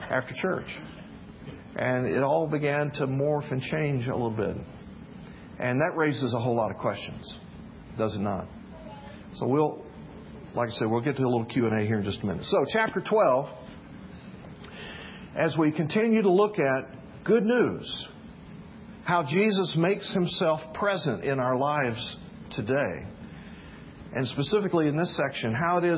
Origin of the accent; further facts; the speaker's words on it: the South, United States; When I was a really little kid, I was growing up in the South